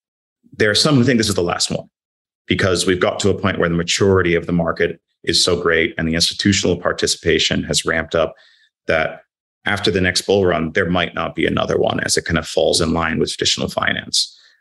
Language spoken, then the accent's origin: English; London, United Kingdom; now in -; But as you said, I'm a Londoner. I want things to get back to normal.